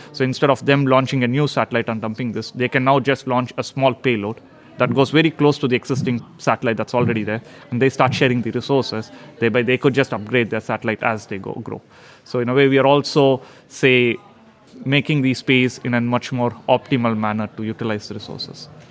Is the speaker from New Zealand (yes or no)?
no; India; moved away as an adult; now in Sweden; I've uh, been living in Sweden now for past 12 years, so I'm I'm a Swedish, but originally from India